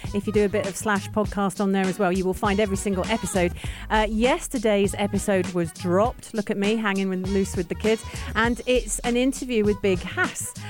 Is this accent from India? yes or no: no; England, United Kingdom; now in UAE; two English girls